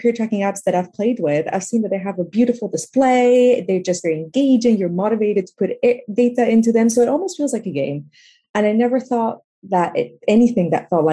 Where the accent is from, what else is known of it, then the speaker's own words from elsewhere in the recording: Peru; now in London, United Kingdom; I'm originally from Peru. And growing up, I was exposed to a lot of inequality.